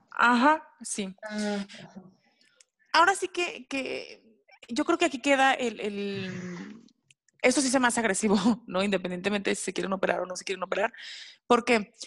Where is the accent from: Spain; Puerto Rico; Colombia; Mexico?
Mexico; nuestro México